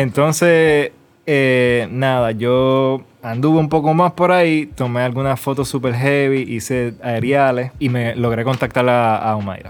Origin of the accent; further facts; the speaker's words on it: Puerto Rico; also born or lived in New York; now in Dominican Republic; yo soy de Puerto Rico, pero estoy viviendo en República Dominicana